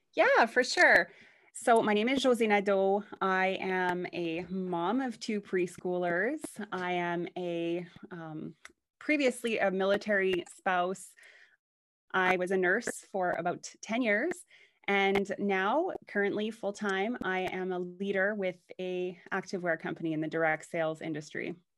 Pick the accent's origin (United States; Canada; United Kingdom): Canada; Canada, which is where I'm from. I'm Canadian